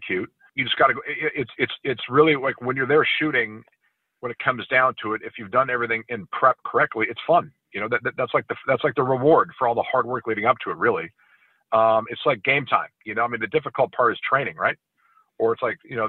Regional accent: California, United States; growing up in California

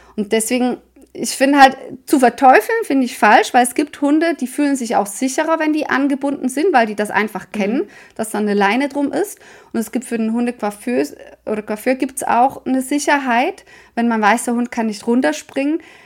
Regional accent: Switzerland; Bei uns in der Schweiz

